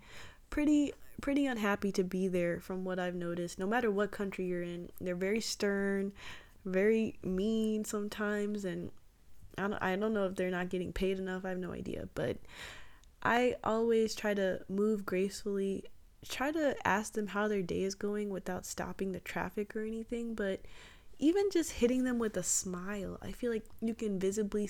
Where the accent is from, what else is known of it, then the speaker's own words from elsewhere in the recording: Atlanta, Georgia, United States; I grew up in Atlanta